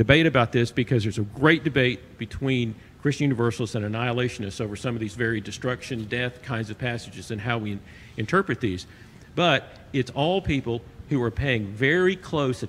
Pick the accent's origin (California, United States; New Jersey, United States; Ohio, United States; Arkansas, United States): Arkansas, United States; I'm from Arkansas.